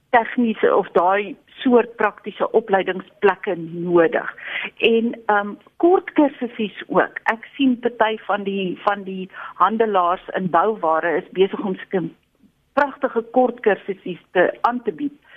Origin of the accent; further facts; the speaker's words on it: South Africa; ons Suid-Afrikaners